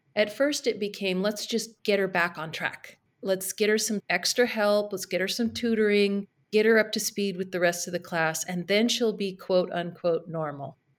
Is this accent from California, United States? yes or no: yes; Carmel Valley, California, United States; also born or lived in San Francisco; move back to my hometown in Carmel Valley in California